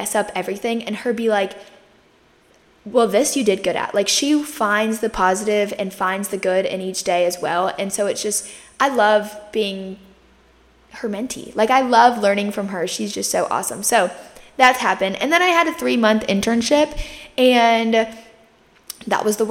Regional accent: Myrtle Beach, South Carolina, United States; I grew up in Myrtle Beach, South Carolina. I still live here

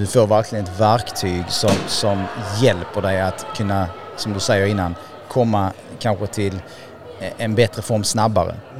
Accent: Sweden; vi svenskar

